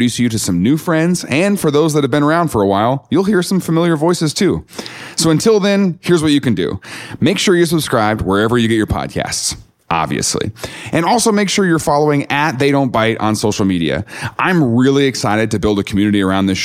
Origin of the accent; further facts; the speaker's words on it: the Bible Belt, United States; I grew up in the Bible Belt